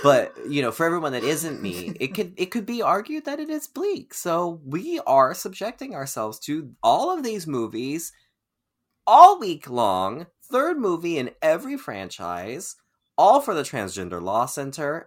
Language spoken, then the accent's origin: English; Keizer, Oregon, United States; Oregon. It's my hometown. It's where I'm from